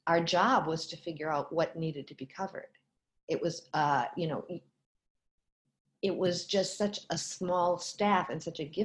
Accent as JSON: {"language": "English", "town": "Minneapolis", "region": "Minnesota", "country": "United States", "tie": "born or raised there", "moved": "as an adult", "said": "I grew up in Minneapolis"}